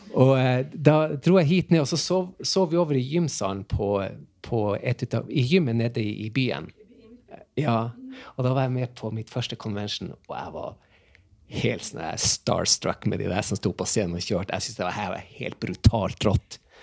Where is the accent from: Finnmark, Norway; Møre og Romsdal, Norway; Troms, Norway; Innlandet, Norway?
Troms, Norway; Tromsø; Jeg er fra Tromsø